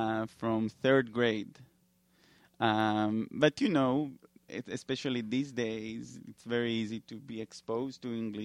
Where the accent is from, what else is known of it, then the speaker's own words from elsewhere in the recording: New York, United States; You know, we're like, we're from New York. We have everything.